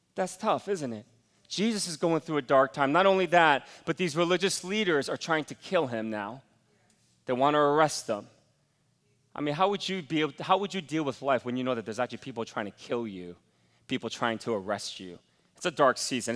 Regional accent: United States; as an American

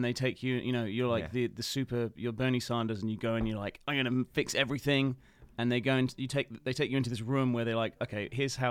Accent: North East England, United Kingdom; born there; He's a Geordie as well. He's from the town where I was born

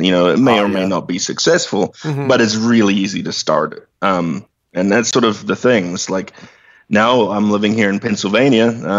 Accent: Hastings, Hawke's Bay, New Zealand; moved away as an adult; now in United States; I was born in Hastings, New Zealand. Most of my childhood and early, basically throughout my teen years, I was in New Zealand doing the growing up thing, as you do.

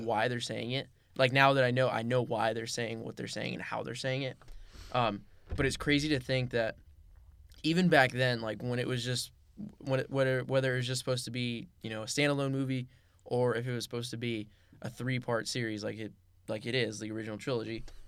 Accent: Los Angeles, California, United States; moved away as an adult; now in Camarillo, United States; I was born and raised in the San Fernando Valley

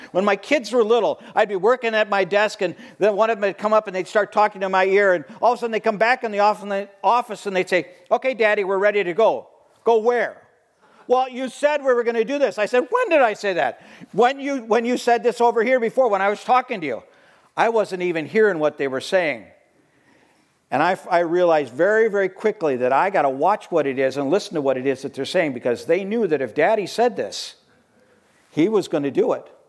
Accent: Watertown, Wisconsin, United States; moved away as an adult; also born or lived in Hong Kong / Montana / Minnesota; now in Sheboygan, United States; returning home to the land of, of, my, of my ancestors, which was Wisconsin. I hadn't been home in 40 years. I hadn't lived in Wisconsin for 40 years.

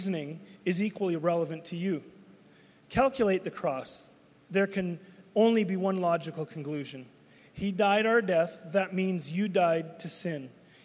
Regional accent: Canada; I'm Canadian. I'm not becoming Canadian. I am Canadian.

